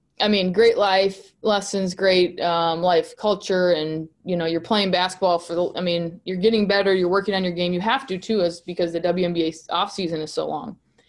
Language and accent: English; Hutchinson, Kansas, United States; I am from Hutch, so an hour away is a lot different than a 3-hour flight for my parents.